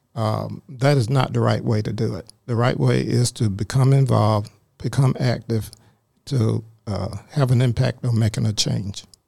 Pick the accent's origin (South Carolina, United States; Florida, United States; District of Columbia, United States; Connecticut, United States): South Carolina, United States; Greer; now in Forsyth County, Georgia, United States; I grew up in South Carolina in a little small called Greer, South Carolina